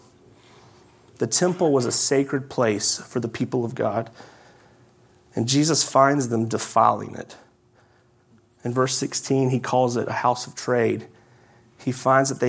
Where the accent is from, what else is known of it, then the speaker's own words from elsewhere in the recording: South Carolina, United States; I'm from South Carolina